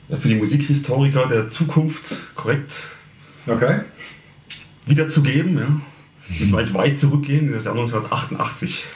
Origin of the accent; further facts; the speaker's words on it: Heidelberg area, Baden-Württemberg, Germany; ich komme aus der Heidelberger Gegend